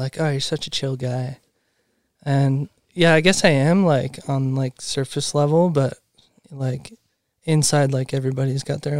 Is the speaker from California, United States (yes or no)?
yes; Truckee, California, United States; moved away; I grew up in Truckee, California.